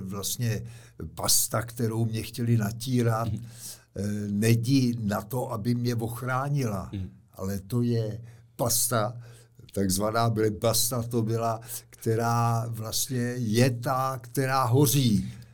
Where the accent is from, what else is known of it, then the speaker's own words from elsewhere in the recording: Czechia; my Češi, kaskadeři